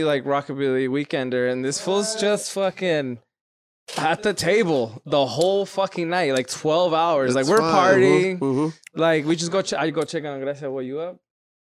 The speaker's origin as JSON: {"language": "English", "region": "Hawaii", "country": "United States", "said": "You're from Tennessee? We're from Hawaii, right? Yeah. But like, it's been Tennessee for a minute."}